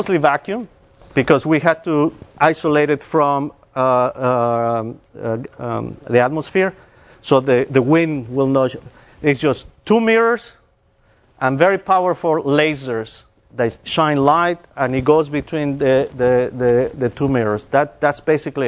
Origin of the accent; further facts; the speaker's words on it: Mexico; moved away as an adult; also born or lived in Texas; I'm originally from Mexico, and I started my bachelor's in math